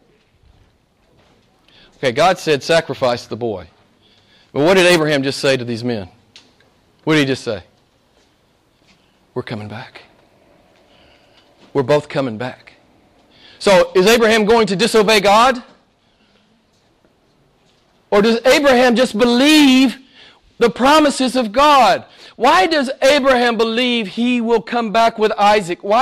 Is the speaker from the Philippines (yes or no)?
no; the Bible Belt, United States; I grew up in the Bible Belt in the States